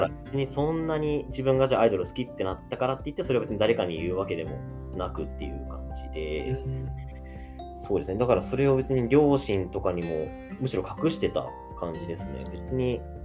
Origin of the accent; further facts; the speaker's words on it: Shizuoka, Japan; あ僕その出身静岡で